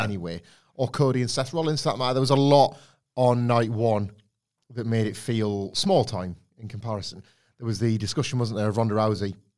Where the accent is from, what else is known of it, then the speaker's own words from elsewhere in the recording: Redditch, West Midlands, United Kingdom; Redditch, where I was born.